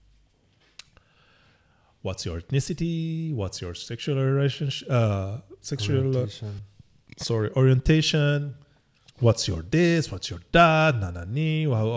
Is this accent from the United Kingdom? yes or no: no; Algeria; now in Canada; I'm from Algeria. Yes, I'm Muslim.